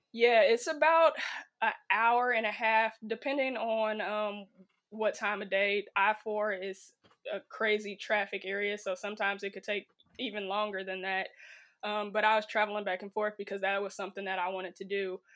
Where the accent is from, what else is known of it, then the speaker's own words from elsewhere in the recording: right outside of Chicago, Illinois, United States; moved away; I'm originally from Illinois, right outside of Chicago, about fifteen minutes